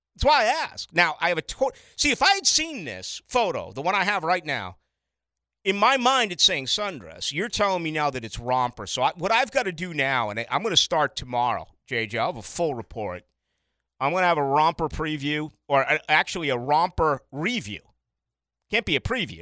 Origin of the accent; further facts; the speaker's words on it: Boston, Massachusetts, United States; born and raised as a, as a Catholic and having Catholicism jammed down my throat as an Irish Catholic in Boston